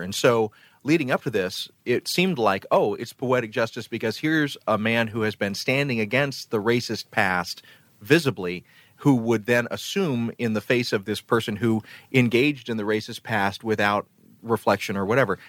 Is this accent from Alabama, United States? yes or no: yes; Phenix City, Alabama, United States; moved away; also born or lived in Columbus, Georgia; I grew up in the Deep South. I grew up in Columbus, Georgia, and Phoenix City, Alabama